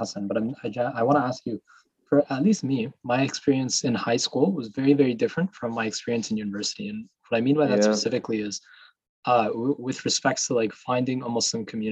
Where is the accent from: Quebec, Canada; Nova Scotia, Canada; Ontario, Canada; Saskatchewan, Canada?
Ontario, Canada; Mississauga; I'm from Mississauga too, Mississauga represent